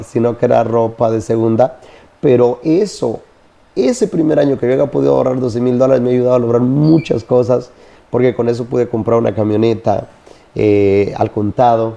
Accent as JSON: {"language": "Spanish", "country": "Honduras", "tie": "born or raised there", "moved": "yes", "lives_now": "United States", "said": "nací en Honduras, en el campo."}